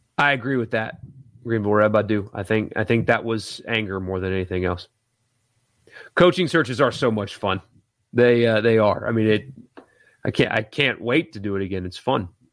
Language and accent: English; South Carolina, United States; moved away as an adult; now in Mississippi, United States; I grew up in South Carolina, now live in Mississippi doing my radio here